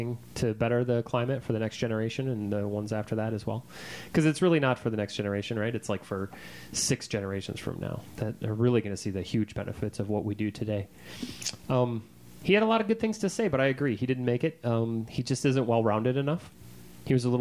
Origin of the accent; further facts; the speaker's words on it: Minnesota, United States; born or raised there